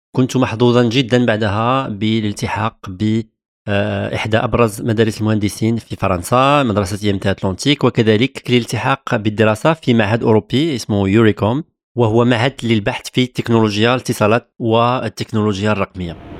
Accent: Morocco; moved away as an adult; now in France; من المغرب

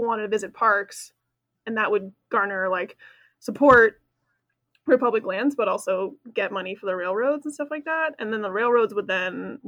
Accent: Connecticut, United States; moved away; I grew up in Connecticut

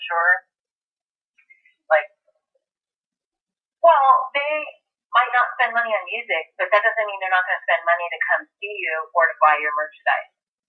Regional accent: East Coast, United States; I personally am extremely liberal, and I was brought up that way. I'm from the East Coast.

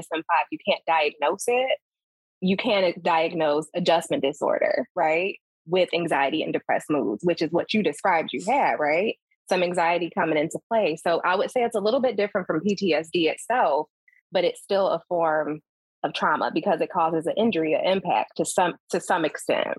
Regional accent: Chicago, Illinois, United States; I'm from Chicago, so that's what I rep.

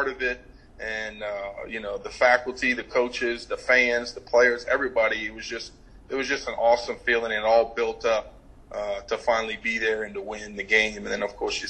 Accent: New Orleans, Louisiana, United States; to be in my hometown

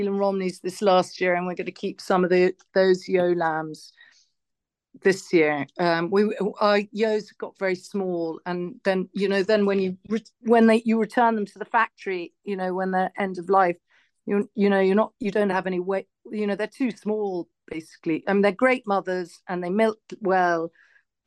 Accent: Longford, County Longford, Ireland; now in County Wicklow, Ireland; I grew up in Longford, where the land was very flat

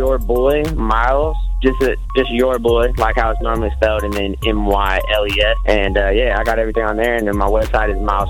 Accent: Dublin, California, United States; I'm from the Bay Area, California. Dublin, California, specifically. East Bay.

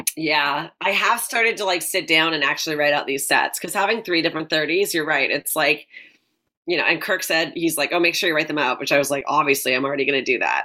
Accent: Delta, British Columbia, Canada; moved away; We're both from Vancouver. I'm like, I actually grew up in North Delta

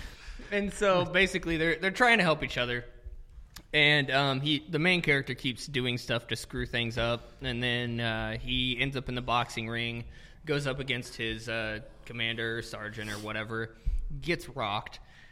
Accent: Mississippi, United States; Well, I'm from Mississippi...

